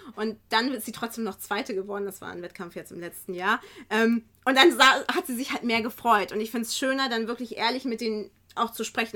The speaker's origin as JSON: {"language": "German", "town": "Kiel", "region": "Schleswig-Holstein", "country": "Germany", "moved": "yes", "lives_now": "Geesthacht, Germany", "said": "ich komme ja jetzt auch nicht von hier. Ich bin ja ursprünglich aus Kiel"}